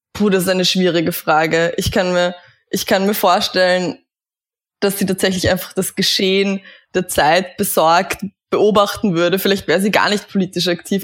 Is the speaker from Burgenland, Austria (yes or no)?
yes; Eisenstadt, Burgenland, Austria; ich bin im Burgenland aufgewachsen, ähm, in einem kleinen Vorort von Eisenstadt, Kleinhöflein heißt